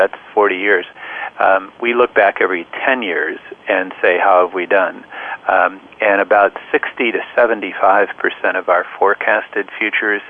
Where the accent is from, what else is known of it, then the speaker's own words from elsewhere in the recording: Midwest, United States; moved away as an adult; also born or lived in Illinois; now in Bay Area, United States; I grew up in the Midwest and went to the University of Illinois